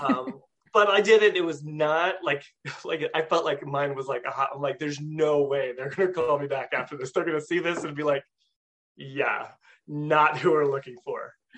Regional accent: California, United States; moved away as an adult; now in upstate New York, United States; I'm from California

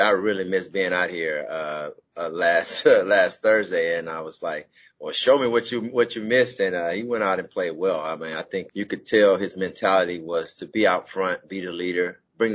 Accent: Houston, Texas, United States; moved away; the great state of Texas. That's my hometown

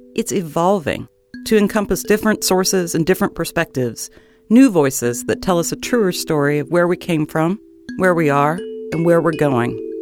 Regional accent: New Mexico, United States; When I was growing up in New Mexico

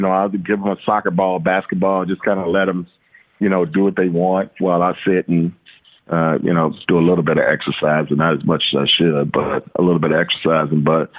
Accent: Shreveport, Louisiana, United States; growing up in Louisiana, I mean, you know, in Shreveport, we were just constantly involved in activity.

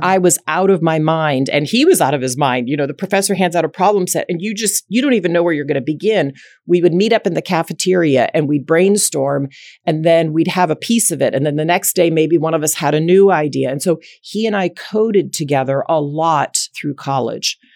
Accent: Dallas, Texas, United States; grew up in Dallas, Texas, and raised by two very loving parents

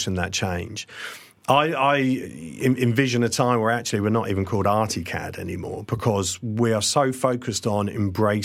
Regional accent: Kent, South East England, United Kingdom; also born or lived in Essex; I was born in Kent

